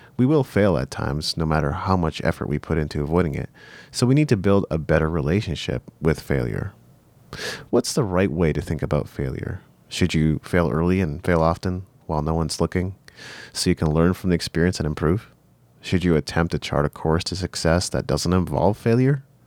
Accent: Japan; moved away; I grew up in Japan, so my Japanese was still pretty good

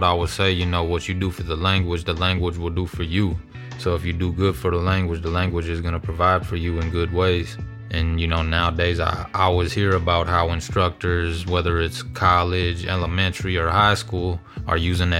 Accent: Minneapolis, Minnesota, United States; Growing up in Minneapolis, you know, a lot of sports, listening to rap music.

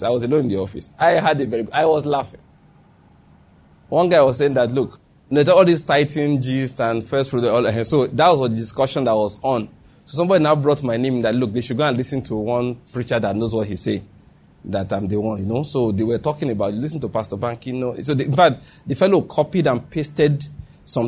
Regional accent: Nigeria; moved away; also born or lived in Lagos, Nigeria; that's my home state. Who will have believed I didn't know my way around it anymore?

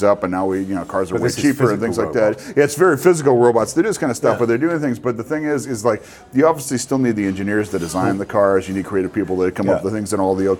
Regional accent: Los Angeles, California, United States; also born or lived in Wisconsin; born and raised in Los Angeles

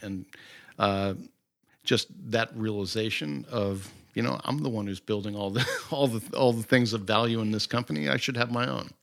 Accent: Great Falls, Virginia, United States; also born or lived in Jersey City, New Jersey; I grew up in Great Falls, Virginia

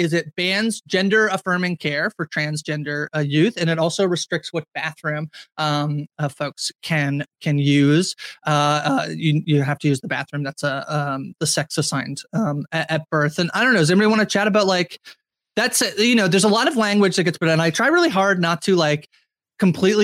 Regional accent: Canada; I'm the Canadian on the podcast

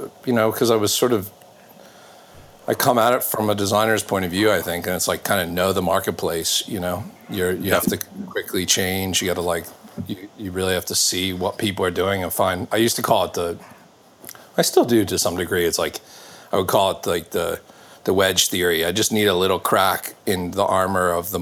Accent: Baltimore, Maryland, United States; I grew up in Maryland, so around Baltimore.

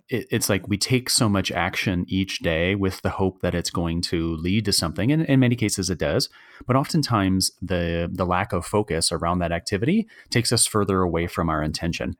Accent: Michigan, United States; we both were born and raised in Michigan

